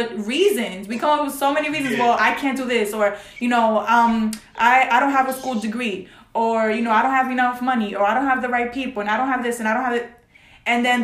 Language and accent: English; New York City, New York, United States; Because I'm from the Bronx. All right, I'm from the Bronx, New York.